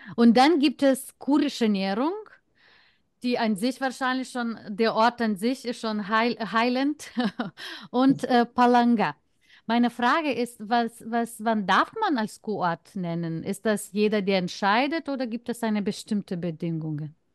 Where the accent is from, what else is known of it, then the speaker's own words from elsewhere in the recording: Lithuania; German is a second language; zu meiner Heimatstadt